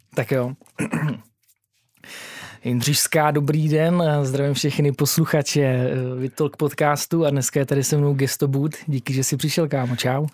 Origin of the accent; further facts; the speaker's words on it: Hradec Králové, Hradec Králové Region, Czechia; já mimochodem jako pocházím z Hradce